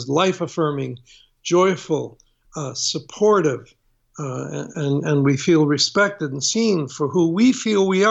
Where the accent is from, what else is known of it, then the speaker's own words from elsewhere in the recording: Toronto, Ontario, Canada; my growing up in Canada